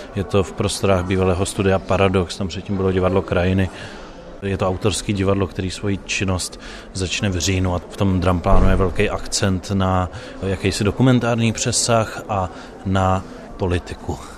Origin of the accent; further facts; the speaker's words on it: Liberec, Liberec Region, Czechia; já jsem z Liberce, což není maloměsto, ale jsou to sudety a je to z toho města cítit